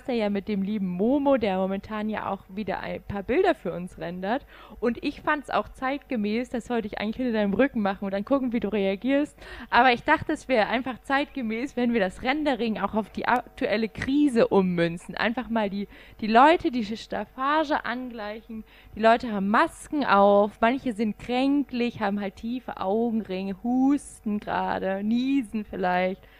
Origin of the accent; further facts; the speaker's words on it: Rhineland, Germany; Ich komme ja aus dem Rheinland.